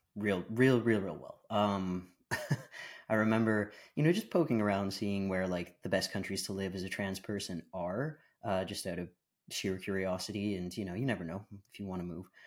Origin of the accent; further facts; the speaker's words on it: Canada; also born or lived in Bahamas / British Columbia, Canada; now in Ontario, Canada; I was born in Canada, um, but I grew up between, uh, Canada and the Bahamas Islands